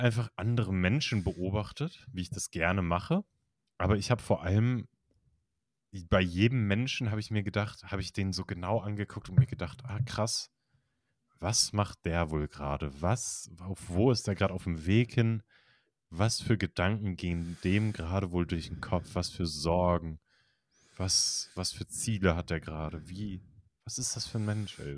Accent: Kiel, Schleswig-Holstein, Germany; ich komme aus Kiel

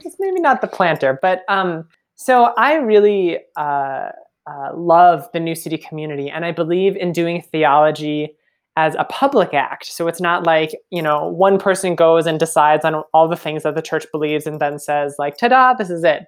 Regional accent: Minnesota, United States; moved away as an adult; I am Minnesota, born and raised

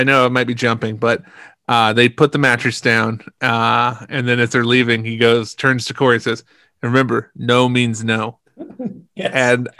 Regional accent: Southern California, United States; As a Californian, Southern Californian

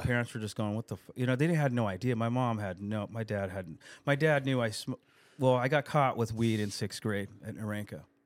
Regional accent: El Cajon, California, United States; I grew up on Narenka Street, Narenka and First Street in El Cajon

